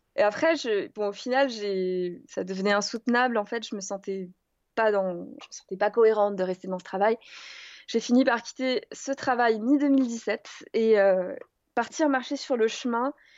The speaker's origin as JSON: {"language": "French", "area": "Alsace", "region": "Grand Est", "country": "France", "tie": "born or raised there", "said": "Je suis partie de, ma maison, de la maison où j'ai grandi en Alsace"}